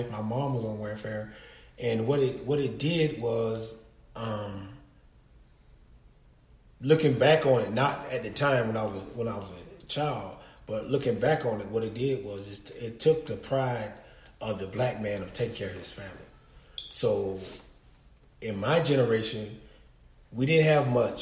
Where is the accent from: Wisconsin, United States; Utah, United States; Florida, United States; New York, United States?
Florida, United States; Panama City; I was born in Panama City, Florida. Raised by my mother, grandparents, and aunties